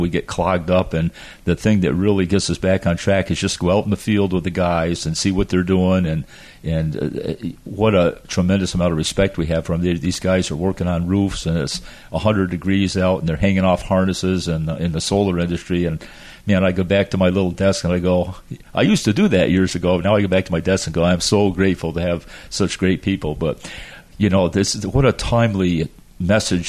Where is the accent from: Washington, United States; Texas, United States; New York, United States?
New York, United States; the Adirondacks, upstate; now in Florida, United States; I came from the Adirondacks in upstate New York, little tiny town